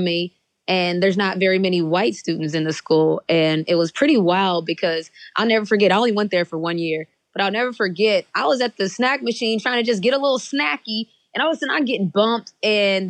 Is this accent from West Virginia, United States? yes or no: yes; West Virginia, United States; moved away as an adult; now in Atlanta, United States; So I grew up in West Virginia, where in elementary school, I was the only Black student in the building.